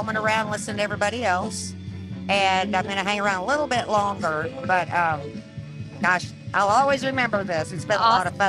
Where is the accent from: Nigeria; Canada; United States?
United States; Dallas, Texas; Well, I am originally from Dallas, Texas, and, you know